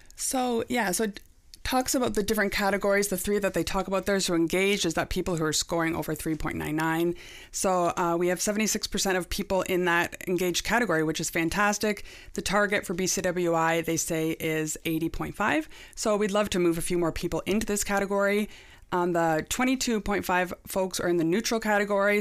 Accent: Niagara, Ontario, Canada; also born or lived in Pelham; I'm born and raised in Niagara

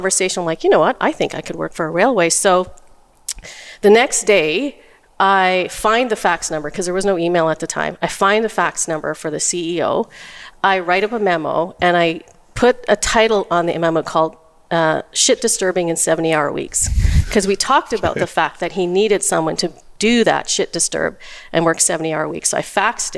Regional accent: Edmonton, Alberta, Canada; I grew up in Castle Downs, North Side

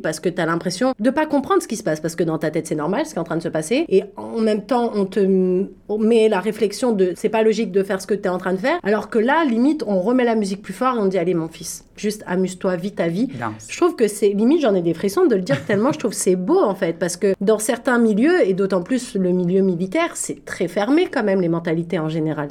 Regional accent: France; Quand moi j'ai grandi en France

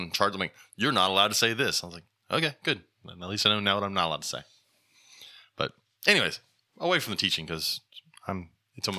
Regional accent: Louisiana, United States; moved away; I come from Louisiana

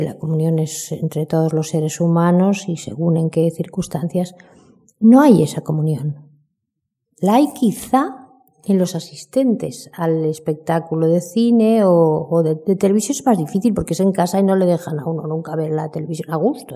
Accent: Buenos Aires, Argentina; now in Spain; nací en Buenos Aires

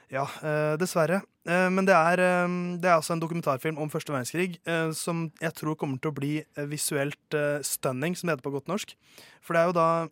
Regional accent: Oslo, Norway; Jeg kommer fra Oslo.

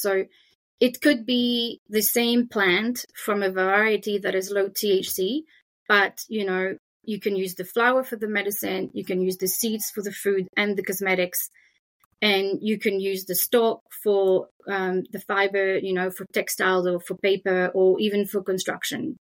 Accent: France; accent: French; English is a second language; now in Australia; you can hear my French accent

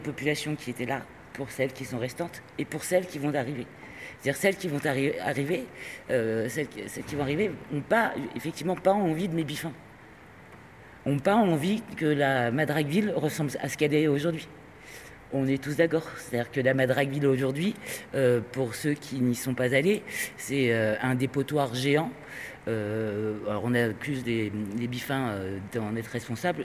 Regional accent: Spain; je suis espagnol

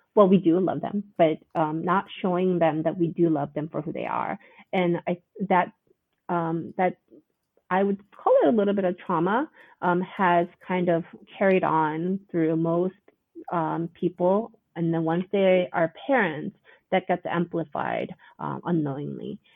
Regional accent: United States; our culture as Korean Americans

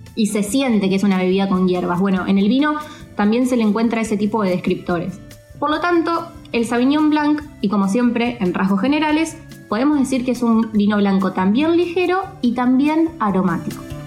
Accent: Argentina; como argentinos

